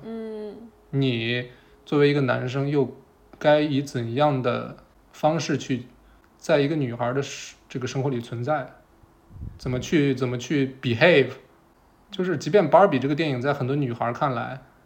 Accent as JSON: {"language": "Chinese", "region": "Shandong", "country": "China", "tie": "born or raised there", "said": "我是一个在山东长大的男孩儿"}